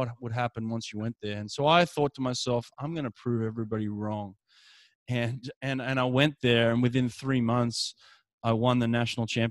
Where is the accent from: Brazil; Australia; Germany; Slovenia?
Australia; Sydney, New South Wales; Sydney in 2000, my hometown